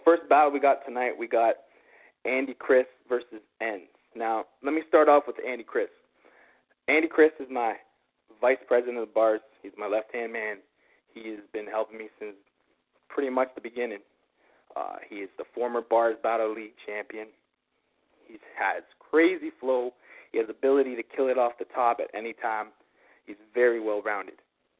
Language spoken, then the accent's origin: English; Canada; Well, being as is, I am Canadian right now, and I'm in Canada.